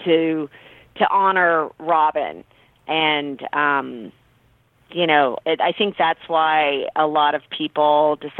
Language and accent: English; California, United States; I'm from California originally